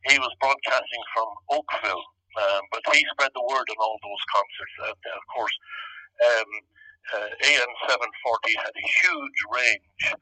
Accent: Ireland; moved away as an adult; now in Toronto, Canada; myself and Betty went back home in 1971. And we found ourselves kind of in two, between two stools, you know, wishing we were back in Canada, wishing we were back in Ireland type of thing

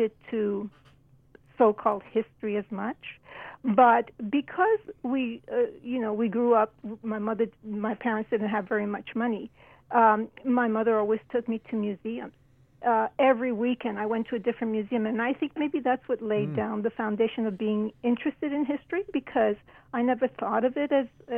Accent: New York, United States; now in Toronto, Canada; my parents moved to New York when I was only one. So I was raised in New York, and I studied in New York

